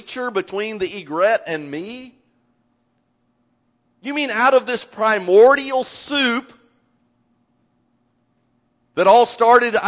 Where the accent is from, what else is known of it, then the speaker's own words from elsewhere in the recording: Indiana, United States; moved away as an adult; now in Texas, United States; having grown up in Indiana.